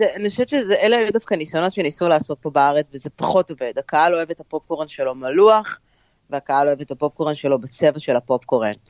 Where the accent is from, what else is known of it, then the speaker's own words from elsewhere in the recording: Israel; also born or lived in New Jersey / New York area; now in New Jersey, United States; אנחנו ישראלים